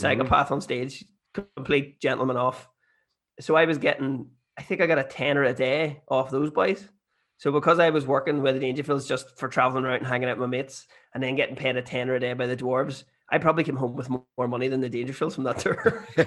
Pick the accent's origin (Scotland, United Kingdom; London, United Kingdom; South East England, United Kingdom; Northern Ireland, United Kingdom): Northern Ireland, United Kingdom; Bessbrook, Armagh; I'm from Bestwick and Armagh